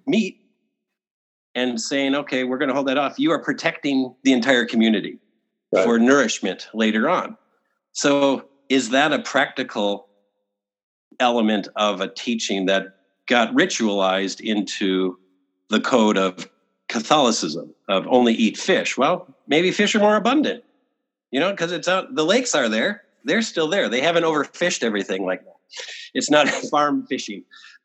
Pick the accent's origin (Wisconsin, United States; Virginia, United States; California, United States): Wisconsin, United States; where I grew up in Wisconsin